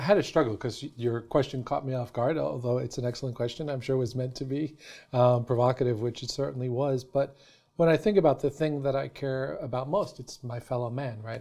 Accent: New York City, New York, United States; I grew up in New York City

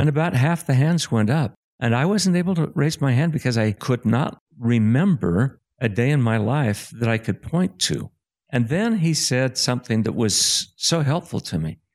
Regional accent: Springville, Utah, United States; I was born in Springville, Utah in nineteen fifty-two to a very strong fa-, church family

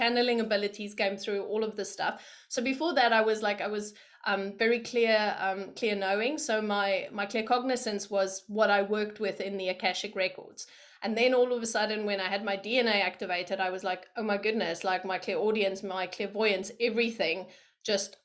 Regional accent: South Africa; moved away as an adult; also born or lived in London, United Kingdom; So I am from South Africa and I was born there.

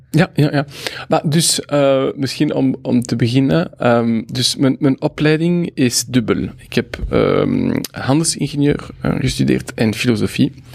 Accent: Brussels, Brussels-Capital Region, Belgium; first language French; Dutch is a second language; also born or lived in Mexico; ik ben een Brusselaar.

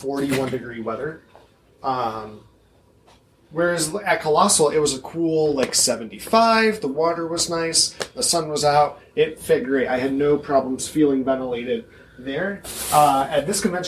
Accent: Midwest, United States; as a Midwestern cosplayer

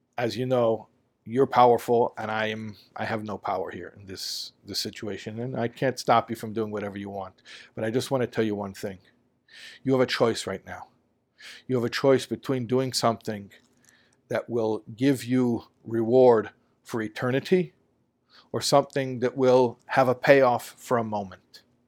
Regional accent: Chicago, Illinois, United States; growing up in Chicago

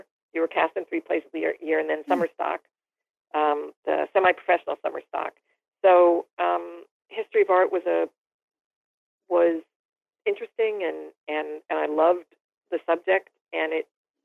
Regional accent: San Francisco, California, United States; moved away as an adult; now in New York, United States; I grew up in San Francisco

